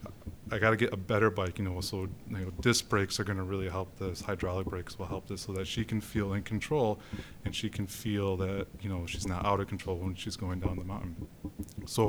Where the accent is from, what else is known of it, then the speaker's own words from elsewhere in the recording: Grand Rapids, Michigan, United States; also born or lived in British Columbia; now in Grand Rapids, United States; I grew up in Grand Rapids.